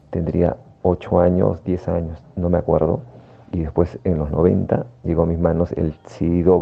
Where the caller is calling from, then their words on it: Lima, Peru; llamo de Barrios Altos.